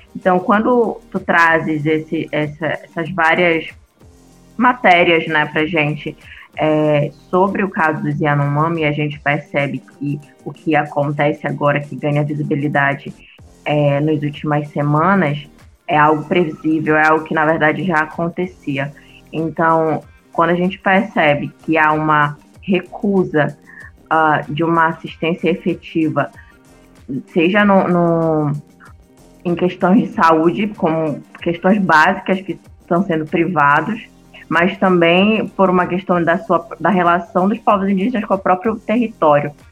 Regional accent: Pará, Brazil; moved away; porque eu sou nortista

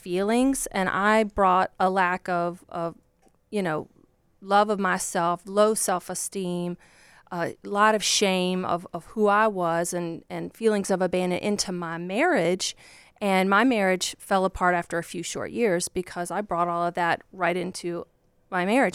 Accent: Virginia, United States; I grew up just like a poor country girl from Virginia. That's where I'm from

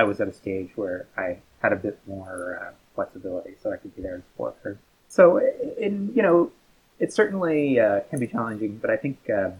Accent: Newfoundland and Labrador, Canada; moved away as an adult; now in United Kingdom; I am Canadian. I'm from a Atlantic province called Newfoundland

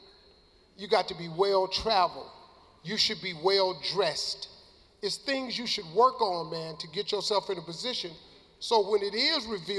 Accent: United States; I'm from America

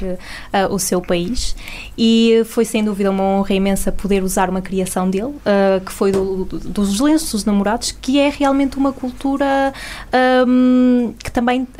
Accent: Portugal; nossas características enquanto portugueses

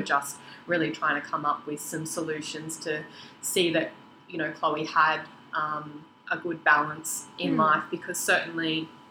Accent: Sydney, New South Wales, Australia; now in Queensland, Australia; we grew up together in Sydney, um, which is where my family still live now. I'm sort of the only one here in Queensland

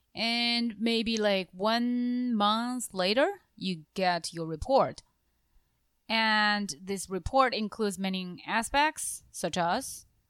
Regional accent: northern Jiangxi, China; English is a second language; moved away; also born or lived in Japan; I'm from Jiangxi province, actually the north part of Jiangxi province

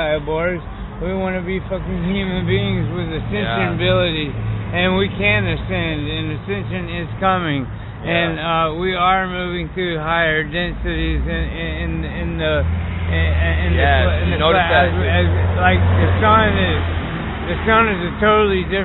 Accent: North Carolina, United States; I was an atheist from North Carolina

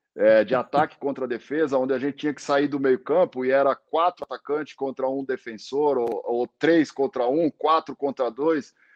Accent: Brazil; moved away as an adult; now in Portugal; eu fiquei triste como brasileiro

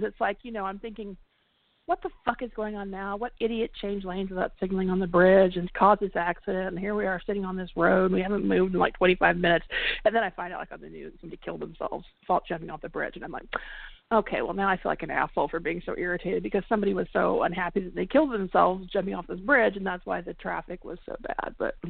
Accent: California, United States; I mean, I came from the Bay Area, right? And there's tons of bridges.

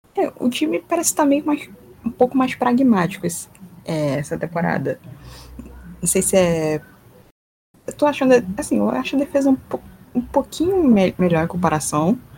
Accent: Rio de Janeiro, Brazil; Sou aqui do Rio

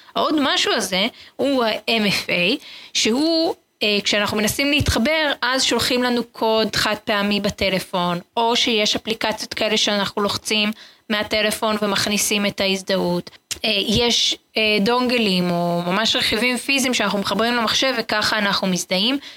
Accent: Israel; וכולנו כישראלים

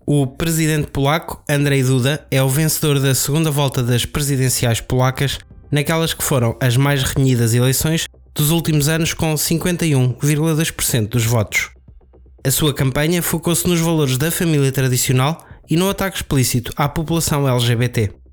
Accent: Aveiro, Centro, Portugal; also born or lived in Porto; eu sou da Aveiro

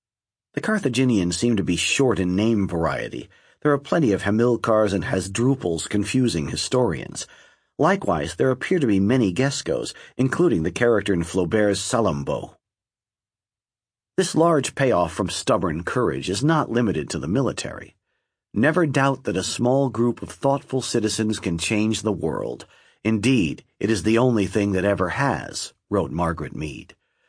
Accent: Lebanon; I grew up in Lebanon at the time when the population was about half Christian

